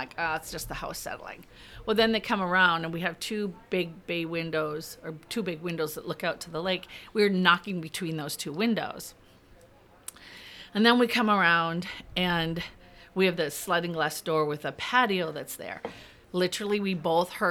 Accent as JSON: {"language": "English", "town": "Duluth", "region": "Minnesota", "country": "United States", "said": "I'm from Duluth, Minnesota."}